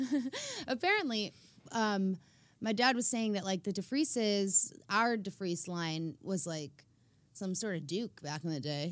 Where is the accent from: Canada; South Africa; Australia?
South Africa; now in United States; we all went to South Africa and did a singing tour in my home country